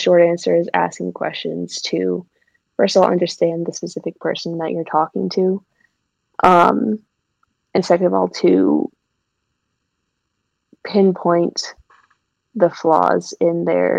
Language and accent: English; Georgia, United States; now in Minnesota, United States; I was born in Georgia, and I've always wanted to go back down south